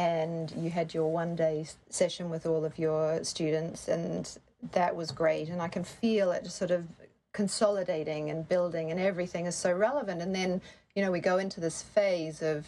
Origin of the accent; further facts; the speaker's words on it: New Zealand; moved away as an adult; also born or lived in Sydney, Australia; I grew up in New Zealand and I did my degree there, and I moved to Sydney, Australia